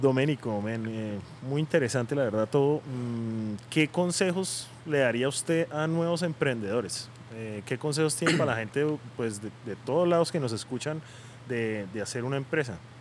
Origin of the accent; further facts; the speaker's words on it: Bucaramanga, Santander, Colombia; yo que soy de Bucaramanga